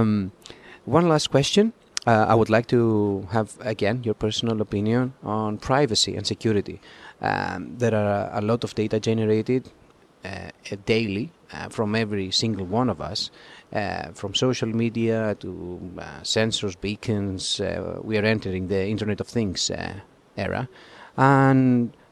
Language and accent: English; Greece; I'm from Greece